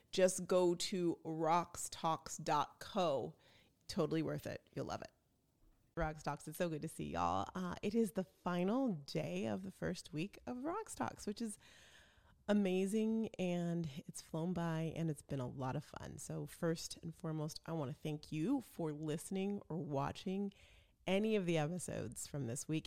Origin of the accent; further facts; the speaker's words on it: Chandler, Arizona, United States; I live in Chandler and I grew up in Chandler.